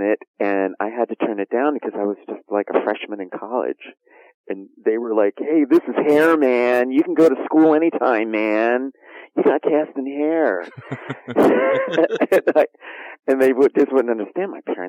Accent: New Jersey, United States; moved away as an adult; also born or lived in Chicago; Italian Catholic blue collar family in New Jersey, and then came to Chicago to attend Loyola University.

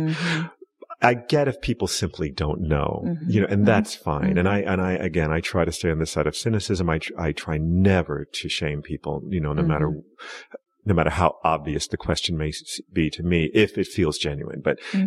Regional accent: United States; I was raised black in America

